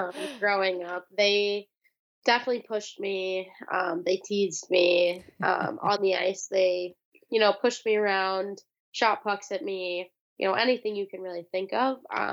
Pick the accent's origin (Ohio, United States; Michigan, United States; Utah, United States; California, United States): California, United States; it was awesome growing up in California, and I'm super honored to be, you know, from there